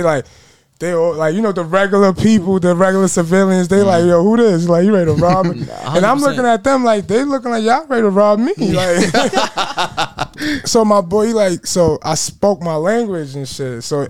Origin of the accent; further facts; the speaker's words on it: Surulere, Lagos, Nigeria; It's Lagos State, you feel me? Nigeria, you feel me? But I'm from Surulere. It's a area in Lagos.